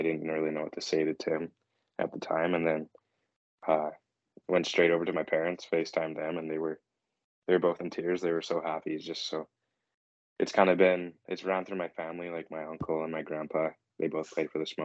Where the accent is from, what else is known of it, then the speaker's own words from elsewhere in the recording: Bonnington, British Columbia, Canada; I'm from Bonington. Live right in it.